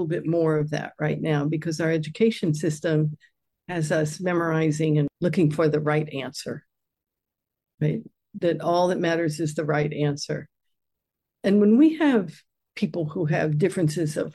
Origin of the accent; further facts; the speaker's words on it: United States; I grew up in the United States